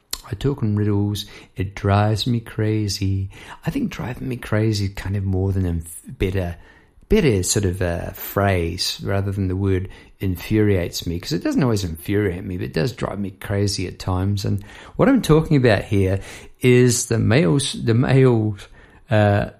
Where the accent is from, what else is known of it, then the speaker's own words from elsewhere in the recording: Palmerston North, Manawatū-Whanganui, New Zealand; Palmerston North, my hometown